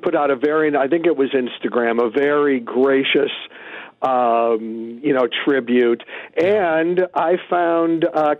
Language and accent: English; Chicago, Illinois, United States; born or raised there